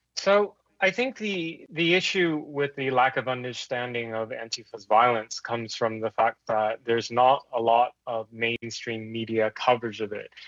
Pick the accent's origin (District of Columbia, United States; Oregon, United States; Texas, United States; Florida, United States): Oregon, United States; Portland; in Oregon, Portland, Oregon, where I'm from